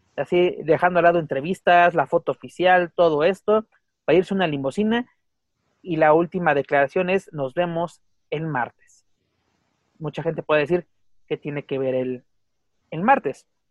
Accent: Mexico; also born or lived in Mexico City; también nosotros somos norteamericanos

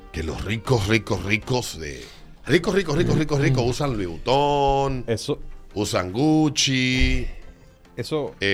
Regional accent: Licey, Santiago, Dominican Republic; Yo soy de Licey, me voy para que hay diablo.

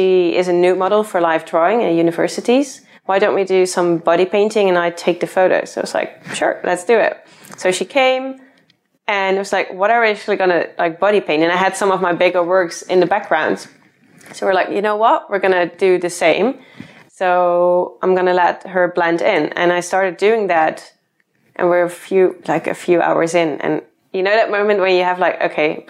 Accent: Netherlands; moved away as an adult; now in London, United Kingdom; I'm originally from the Netherlands. Then I moved to London to follow my boyfriend here.

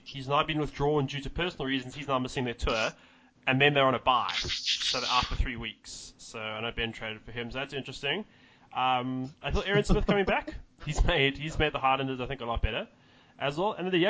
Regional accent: South Africa; I'm a South African and I fuck them up all the time.

